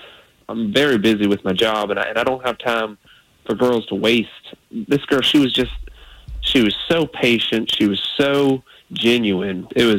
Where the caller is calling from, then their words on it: Sanford, Florida, United States; I'm from Sanford.